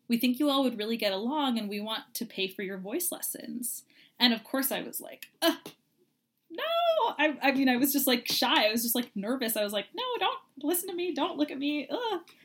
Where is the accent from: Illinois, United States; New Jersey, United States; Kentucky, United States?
Kentucky, United States; growing up in Kentucky